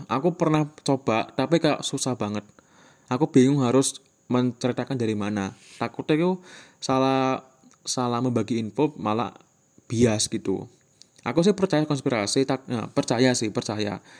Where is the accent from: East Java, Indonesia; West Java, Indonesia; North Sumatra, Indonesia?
East Java, Indonesia; Magetan; first language Javanese; Indonesian is a second language; Magetan Magetan Jawa Timur jadi ya bahasa tiap hari itu ya bahasa Jawa gitu mohon maaf ya kalau misalkan aksenku cara ngomongku tuh kayak kurang baik